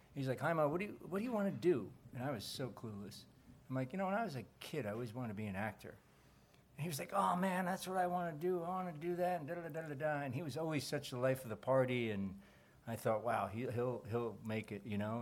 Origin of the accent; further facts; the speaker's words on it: New Jersey, United States; I grew up in Jersey, not too far from New York